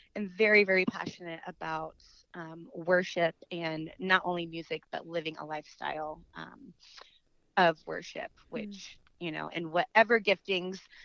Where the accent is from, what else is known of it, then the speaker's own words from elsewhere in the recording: Northern Virginia, United States; I grew up in Northern Virginia in the Washington, D.C. area